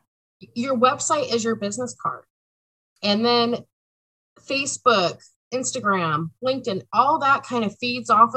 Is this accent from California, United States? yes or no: yes; Southern California, United States; moved away as an adult; now in Oregon, United States; I was born and raised in Southern California, but have been in Oregon